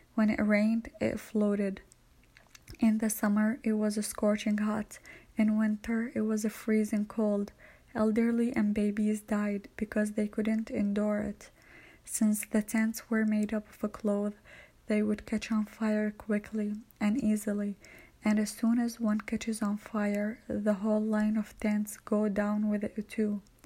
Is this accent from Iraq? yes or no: yes; Iraq; also born or lived in Palestine (ancestry) / refugee camp on Iraq-Syria border; now in United States; I am Palestinian, but I was born in Iraq.